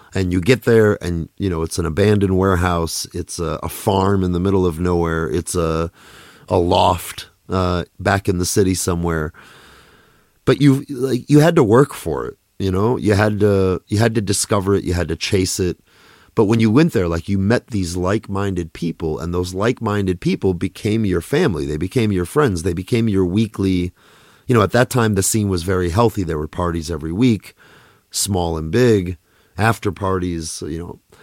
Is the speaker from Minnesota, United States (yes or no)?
yes; Minneapolis, Minnesota, United States; also born or lived in Russia / New York; I grew up in Minneapolis